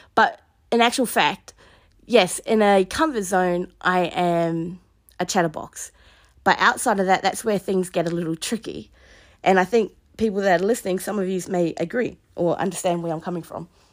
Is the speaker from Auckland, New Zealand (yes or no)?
no; Mahia, Hawke's Bay, New Zealand; moved away as an adult; also born or lived in Hamilton, New Zealand / Sydney, Australia; now in Alice Springs, Australia; So I grew up in New Zealand on the East Coast in a small place called Mahia.